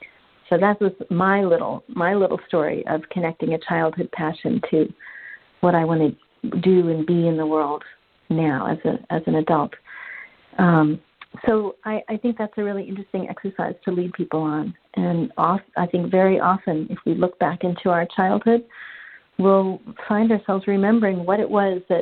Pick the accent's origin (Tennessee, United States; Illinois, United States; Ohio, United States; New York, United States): New York, United States; Manhattan; which was really difficult for me because I grew up in Manhattan, like I said.